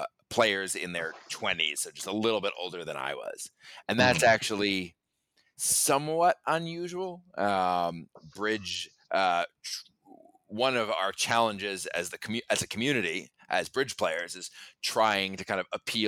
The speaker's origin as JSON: {"language": "English", "town": "New York City", "region": "New York", "country": "United States", "tie": "born or raised there", "said": "I grew up in New York City, actually, on Roosevelt Island"}